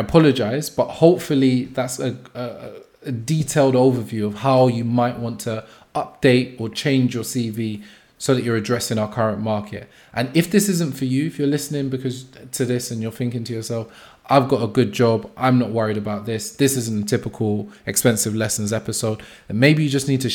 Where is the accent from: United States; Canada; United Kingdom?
United Kingdom; as British people, as people living in the UK